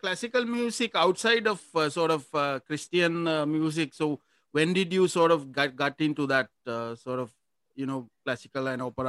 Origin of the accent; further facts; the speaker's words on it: Negombo, Western Province, Sri Lanka; I'm from Nigambo